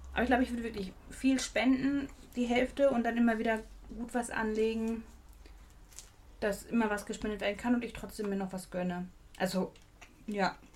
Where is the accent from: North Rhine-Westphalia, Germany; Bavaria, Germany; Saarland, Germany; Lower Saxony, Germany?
North Rhine-Westphalia, Germany; Dortmund; Ich komme aus Dortmund